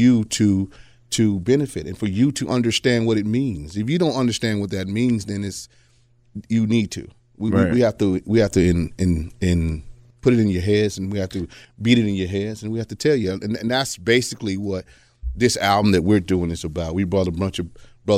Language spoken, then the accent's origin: English; Atlanta, Georgia, United States; I'm from Atlanta